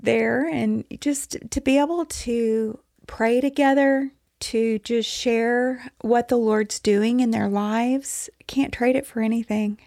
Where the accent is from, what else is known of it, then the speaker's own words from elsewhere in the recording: Texas, United States; I'm from Texas